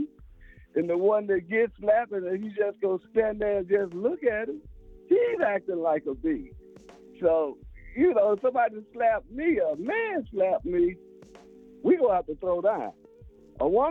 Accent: Shreveport, Louisiana, United States; now in Sacramento, United States; I'm from Shreveport, Louisiana.

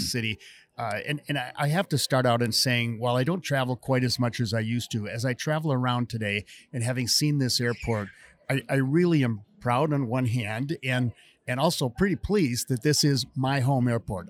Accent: Park City, Utah, United States; my hometown of Park City

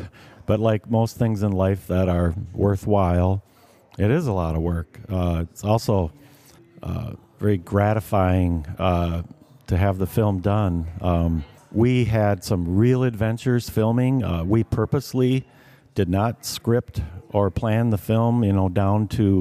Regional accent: Driftless Area, United States; If I wouldn't have grown up out in the blufflands with our family land overlooking the Mississippi, and I was hunting and fishing and camping and hiking and really just a creature of the Driftless

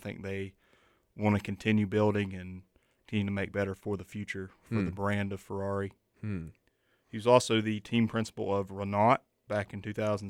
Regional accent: the South, United States; accent: southern; my southern accent.

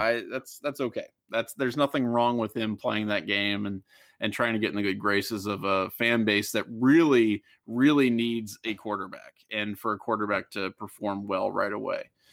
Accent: Ohio, United States; I'm from Ohio

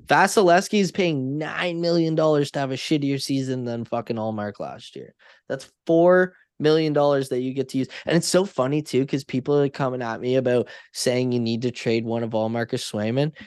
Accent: Canada; I'm Canadian

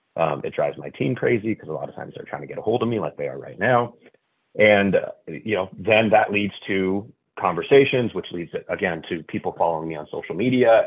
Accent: Northern California, United States; moved away as an adult; also born or lived in St. Louis, Missouri; a move from St. Louis, Missouri, back to the place that I grew up in Northern California

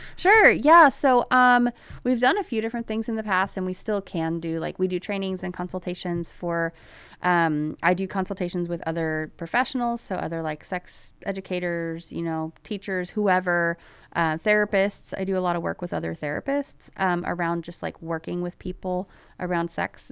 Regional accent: Placerville, California, United States; when I was growing up in Placerville in, um, in the nineties

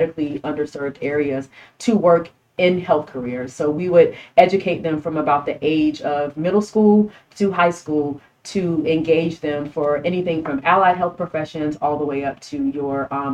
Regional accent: Miami, Florida, United States; moved away as an adult; now in San Antonio, United States; I'm from Miami

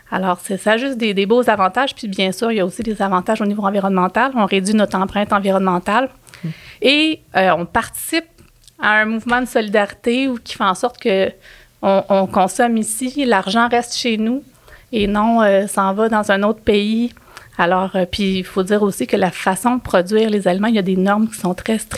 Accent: Quebec, Canada; on s'assure justement de soutenir une façon de produire qui correspond à nos valeurs en tant que Québécois, je pense.

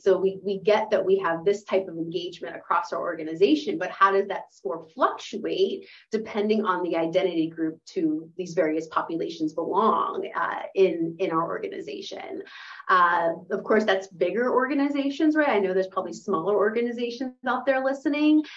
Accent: Pittsburgh, Pennsylvania, United States; moved away as an adult; I was born and raised here in Pittsburgh, went to Woodland Hills, went to Pitt.

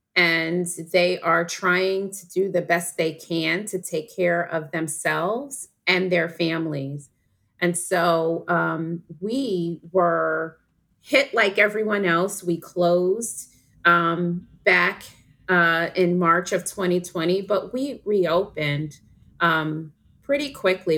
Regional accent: New York, United States; I'm from New York. I went to a place called Westmore Day Nursery

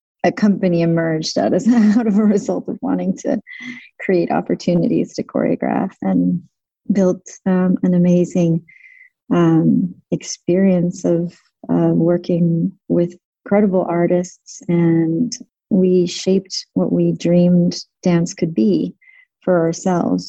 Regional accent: Connecticut, United States; moved away as an adult; also born or lived in Salt Lake City, Utah, United States / Tel Aviv, Israel; and then moved to Connecticut and trained in, when I was about nine

